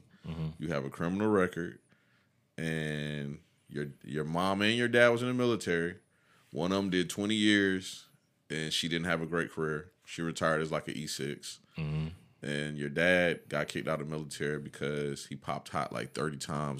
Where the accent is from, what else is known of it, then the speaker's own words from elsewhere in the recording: Fort Polk, Louisiana, United States; born there; Before that, I was born in Fort Polk.